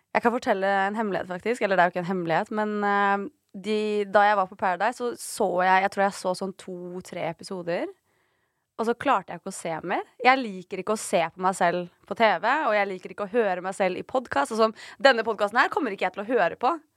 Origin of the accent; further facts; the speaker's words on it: Oslo, Norway; Mamma og pappa bodde på Torshov. Eh, og så flytta de til Ammerud. Og så bodde vi der til jeg gikk i tredje klasse på barneskolen. Og så flytta, til, så flytta mamma til Stovner